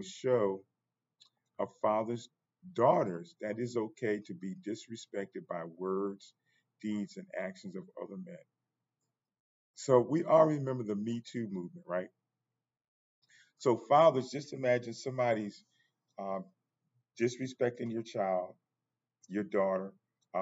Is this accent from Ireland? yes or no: no; United States; I'm African American